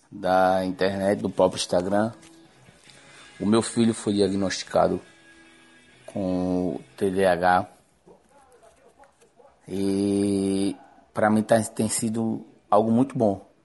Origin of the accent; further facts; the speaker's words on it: Cícero Dantas, Bahia, Brazil; é, eu sou da cidade de Cícero Dantas, na Bahia, Brasil.